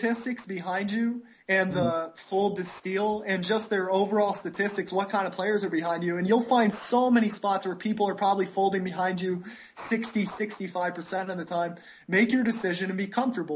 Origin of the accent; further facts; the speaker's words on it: United States; now in Costa Rica; I'm American